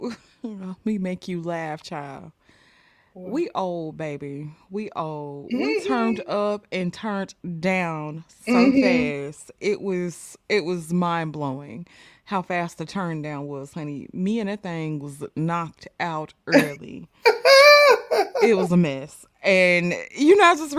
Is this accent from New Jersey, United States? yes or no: no; Mississippi, United States; I'm from Mississippi. We are a Bible Belt state